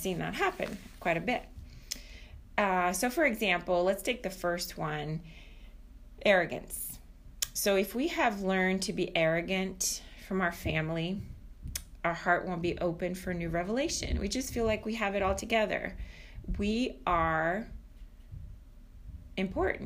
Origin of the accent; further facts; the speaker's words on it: Brazil; now in United States; I'm coming originally from Brazil